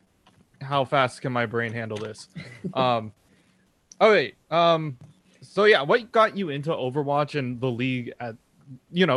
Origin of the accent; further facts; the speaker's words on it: San Francisco Bay Area, California, United States; I'm from the San Francisco Bay Area, so I am like weaved into the Shockwaves